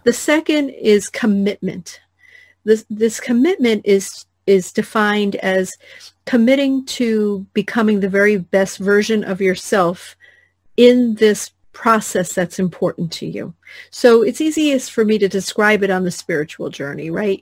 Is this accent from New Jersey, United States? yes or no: yes; New Jersey, United States; I grew up in New Jersey, which is we curse a lot there